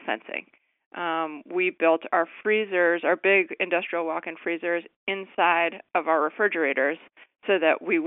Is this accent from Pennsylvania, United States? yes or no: no; Connecticut, United States; moved away as an adult; now in Washington, DC, United States; I worked for Christopher Shays, who represented my hometown in Connecticut